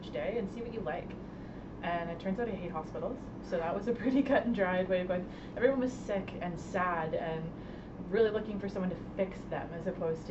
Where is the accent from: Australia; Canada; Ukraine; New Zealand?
Canada; Nova Scotia; moved away as an adult; also born or lived in Newfoundland / Toronto; now in Ottawa, Canada; I'm from Nova Scotia